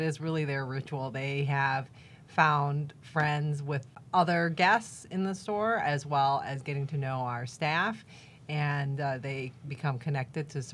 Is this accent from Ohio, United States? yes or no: yes; Cleveland, Ohio, United States; I'm from Cleveland, Ohio